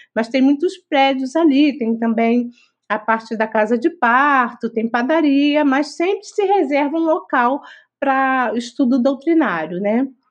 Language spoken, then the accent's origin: Portuguese; Rio de Janeiro, Brazil; nós somos do Rio de Janeiro